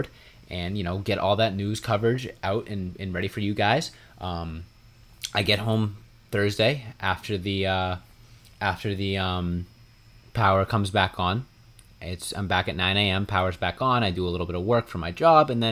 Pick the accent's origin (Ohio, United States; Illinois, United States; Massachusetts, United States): Massachusetts, United States; also born or lived in Maryland; I'm back home in Massachusetts now.